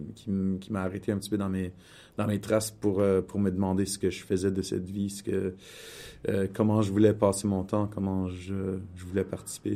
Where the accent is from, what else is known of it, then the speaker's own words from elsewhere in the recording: Winnipeg, Manitoba, Canada; moved away; also born or lived in Toronto; je suis issu de la, communauté franco-manitobaine de Winnipeg et mes parents sont, sont arrivés à Winnipeg de petits villages